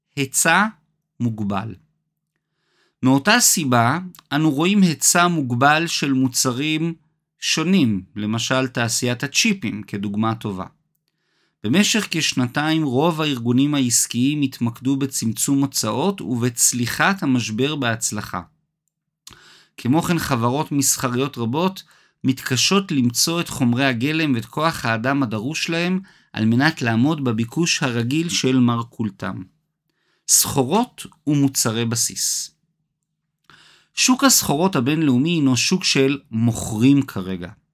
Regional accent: Israel; הזיכרון הקולקטיבי הכואב שלנו, כישראלים

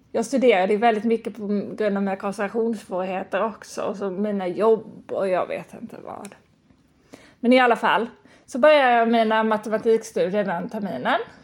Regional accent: Lund, Skåne, Sweden; moved away as an adult; also born or lived in Stockholm / United States / France; Och sen så bodde jag i Lund ett år, där jag kommer ifrån

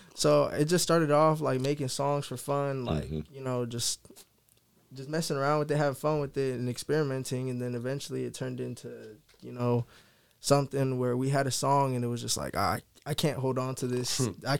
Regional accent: Sacramento, California, United States; also born or lived in Woodland, California; I was born in Woodland. Okay, raised in Sacramento, but I still went to high school in Woodland.

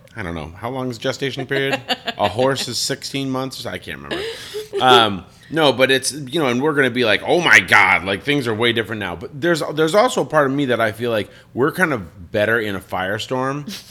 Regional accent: Colorado Springs, Colorado, United States; moved away as an adult; I'm from Colorado Springs

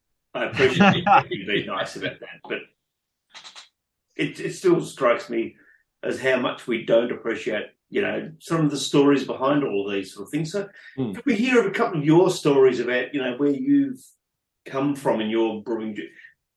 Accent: Bendigo, Victoria, Australia; I'm from North Bendigo.

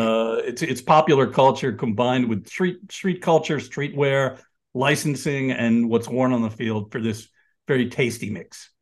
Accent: New York area, United States; I grew up in the New York area in the nineteen seventies, um, you know, lived in the city in the eighties.

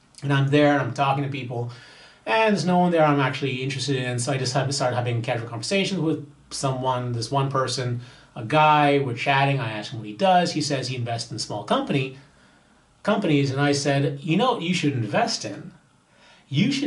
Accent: Bahamas; my home country, the Bahamas

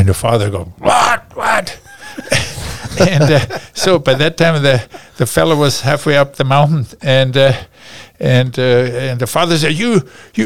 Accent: Garmisch-Partenkirchen, Bavaria, Germany; accent: German; English is a second language; moved away as an adult; also born or lived in Berlin / Hawaii / Paris; now in Alaska, United States; I headed back to Garmisch with my brothers and family.

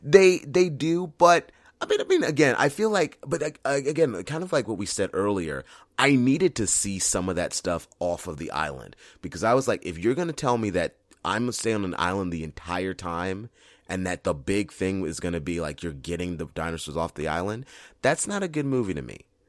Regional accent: San Diego, California, United States; my hometown of San Diego

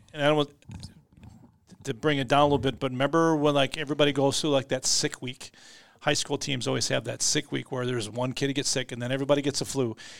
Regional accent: Austin, Minnesota, United States; I grew up in Austin

